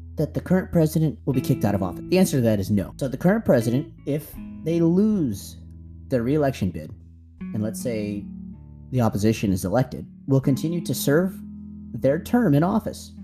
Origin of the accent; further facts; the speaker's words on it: United States; moved away as an adult; now in Thailand; as an American expat living in Thailand